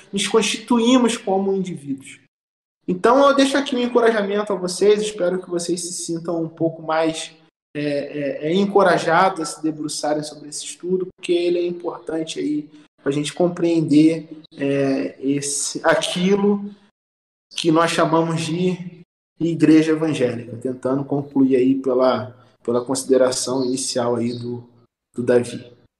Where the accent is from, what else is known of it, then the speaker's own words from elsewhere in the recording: Southeast Brazil, Brazil; como brasileiros, como moradores do Sudeste